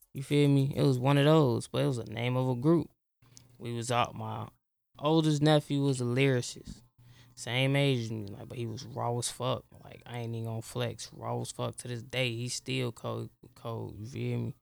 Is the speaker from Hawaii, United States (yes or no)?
no; Chicago, Illinois, United States; I'm from Southside Chicago